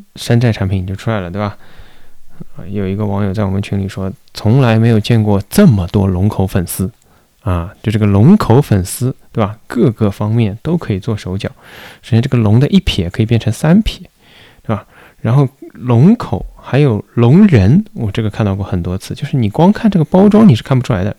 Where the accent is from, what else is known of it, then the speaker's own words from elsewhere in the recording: Shanghai, China; 作为一个上海人